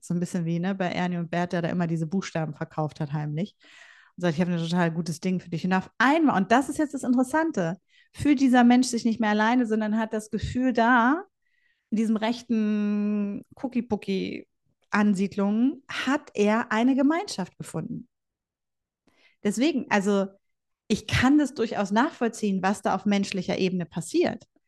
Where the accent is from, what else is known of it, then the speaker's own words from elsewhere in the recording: Bielefeld, North Rhine-Westphalia, Germany; ich bin Ostwestfälin äh, durch und durch